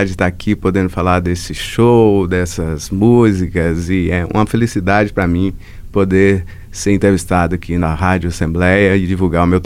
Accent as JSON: {"language": "Portuguese", "town": "Passos", "region": "Minas Gerais", "country": "Brazil", "said": "Eu sou de Passos de Minas."}